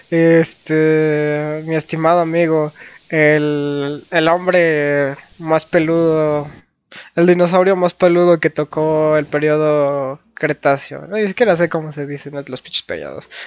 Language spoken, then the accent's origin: Spanish; Philadelphia, Pennsylvania, United States; Bueno, pues yo, yo nací y crecí en Filadelfia con basquetera feliz, ¿no?